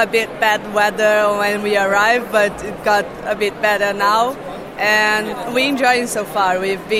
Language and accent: English; Brazil; moved away as an adult; now in Netherlands; I'm from Brazil.